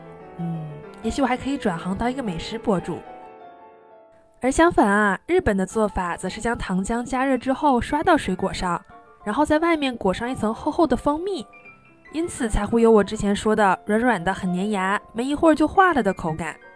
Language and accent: Chinese; China; now in Japan; 作为一个中国人，我早在糖葫芦在日本开始流行以前，就已经想尽办法在中华物产店等等地方买过糖葫芦